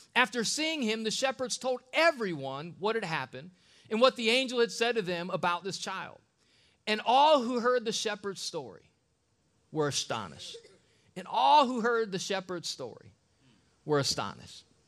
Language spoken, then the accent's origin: English; Akron, Ohio, United States; I'm from East Side of Akron